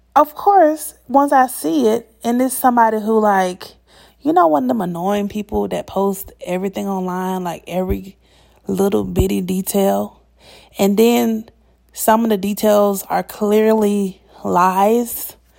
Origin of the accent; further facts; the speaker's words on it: Atlanta, Georgia, United States; moved away; the people who are from Atlanta, we are usually not found in the city.